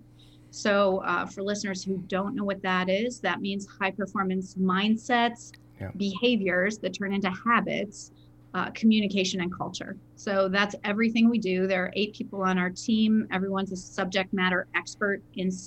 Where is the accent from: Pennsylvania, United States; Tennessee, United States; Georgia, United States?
Pennsylvania, United States; Lancaster; also born or lived in Findlay, Ohio / Shaker Heights, Ohio / Baltimore, Maryland; I ended up in Lancaster for middle school and high school